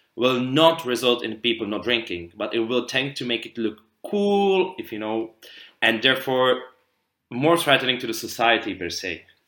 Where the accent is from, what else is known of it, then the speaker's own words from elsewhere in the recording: Prague, Czechia; from Prague, Czech Republic